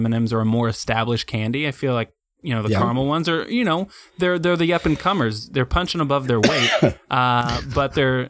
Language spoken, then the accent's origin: English; Oklahoma City, Oklahoma, United States; now in Washington, United States; I live in D.C., but I'm from Oklahoma City.